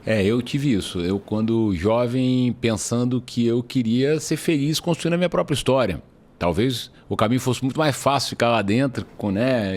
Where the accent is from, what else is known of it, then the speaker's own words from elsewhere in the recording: Espírito Santo, Brazil; moved away; eu sou do Espírito Santo